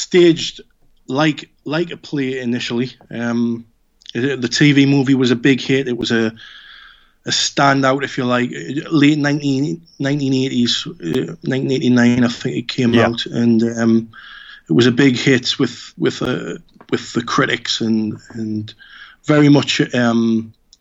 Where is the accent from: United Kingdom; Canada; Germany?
United Kingdom; Newcastle upon Tyne, North East England; my hometown